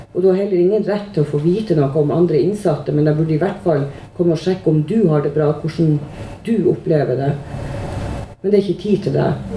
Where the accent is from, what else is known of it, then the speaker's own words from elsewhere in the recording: Tromsø, Troms, Norway; accent: Northern Norwegian; moved away as an adult; now in Oslo, Norway; Og nå er jo jeg fra Nord-Norge, som alle sammen hører. Jeg er fra Tromsø.